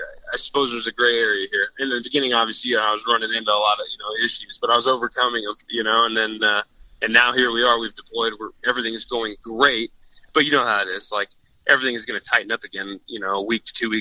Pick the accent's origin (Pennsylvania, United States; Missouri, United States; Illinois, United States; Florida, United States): Illinois, United States; Champaign; I own an archery shop in Champaign. I own Hunter's Haven. So that's kind of where I grew up there.